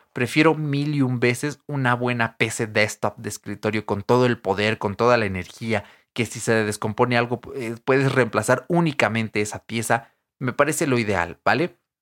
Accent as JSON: {"language": "Spanish", "area": "a town near Querétaro", "region": "State of Mexico", "country": "Mexico", "tie": "born or raised there", "lives_now": "Atizapán, Mexico", "said": "yo cuando era niño no vivía aquí en Antizapán, ¿vale? Yo vivía en un pueblo, eh, cerca de Querétaro, ahí casi en la frontera, pero que aún es parte del Estado de México"}